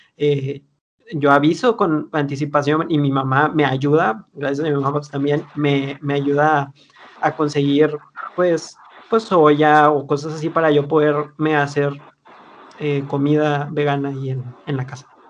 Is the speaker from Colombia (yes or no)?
no; Monterrey, Nuevo León, Mexico; como buenos regios